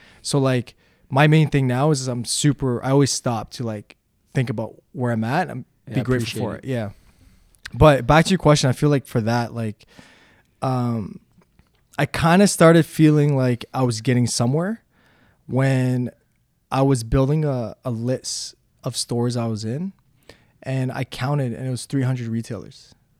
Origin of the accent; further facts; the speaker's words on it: Slovakia; English is a second language; now in Toronto, Canada; when I came from Slovakia to Toronto, I was very poor, like I said.